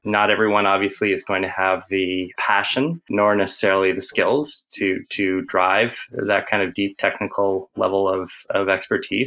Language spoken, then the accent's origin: English; Ontario, Canada; also born or lived in Ottawa, Canada; I'm I'm Canadian. I live in a little village that has actually been kind of subsumed by the capital of Canada, Ottawa